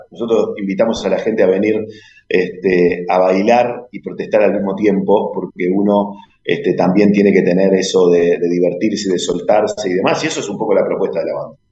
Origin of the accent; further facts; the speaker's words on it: Uruguay; como muchos uruguayos